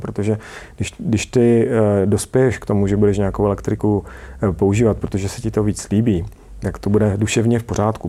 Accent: Czechia; also born or lived in United States; u nás v Čechách

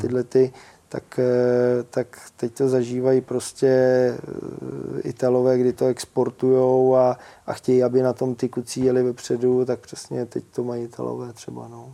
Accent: Pacov, Vysočina Region, Czechia; u nás v Pacově

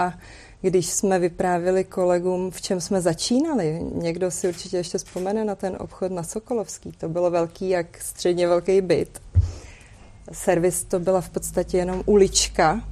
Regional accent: Prague, Czechia; I'm from Prague

